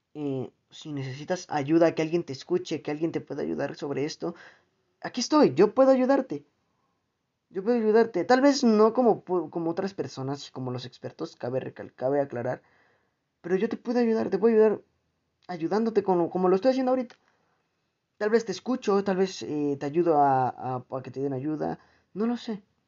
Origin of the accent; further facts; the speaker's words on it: Mexico; en mi país, aquí en México, o al menos en mi región